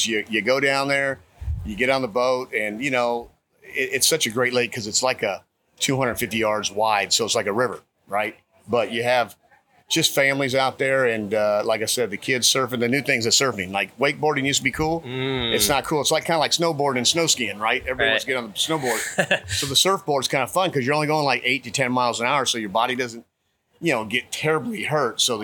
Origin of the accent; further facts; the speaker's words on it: Los Angeles, California, United States; moved away as an adult; also born or lived in Beaumont, Texas; now in Austin, United States; I grew up in Los Angeles.